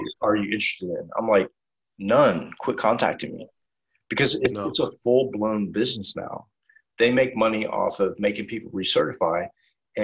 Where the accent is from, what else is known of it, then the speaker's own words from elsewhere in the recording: United States; I'm American